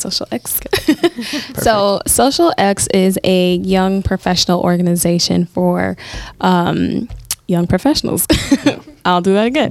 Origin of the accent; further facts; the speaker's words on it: Minnesota, United States; moved away as an adult; now in Milwaukee, United States; this was the first summer I was spending in Milwaukee, um, since I'm from Minnesota